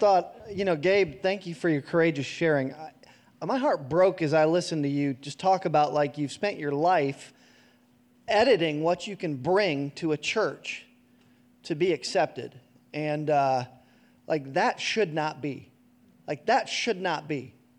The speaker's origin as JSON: {"language": "English", "town": "Madeira", "region": "Ohio", "country": "United States", "tie": "born or raised there", "said": "I grew up in Madeira, Ohio, a small, predominantly white suburb of Cincinnati"}